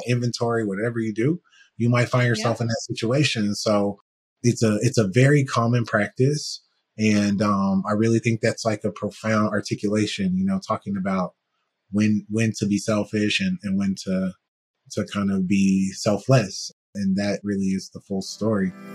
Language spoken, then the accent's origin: English; United States; being a black person from the US